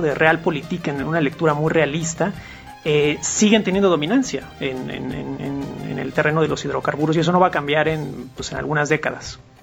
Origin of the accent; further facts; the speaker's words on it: Mexico; nuestra realidad cotidiana como mexicanos